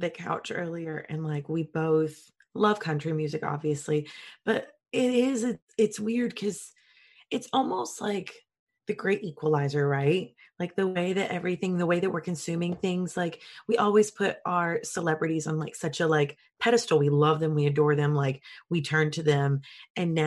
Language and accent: English; Kentucky, United States; I'm from Kentucky, so I clearly grew up on country music